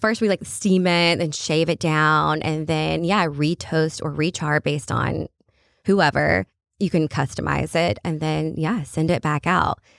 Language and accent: English; Kentucky, United States; I work for a French company and I'm from Kentucky